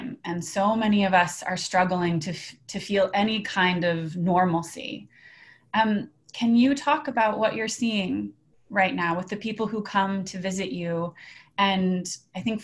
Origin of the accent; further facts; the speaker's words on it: Boulder, Colorado, United States; Boulder, Colorado, my hometown